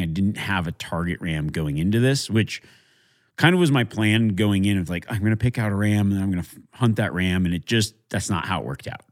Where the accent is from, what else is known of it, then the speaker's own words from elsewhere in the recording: Nevada, United States; my home state of Nevada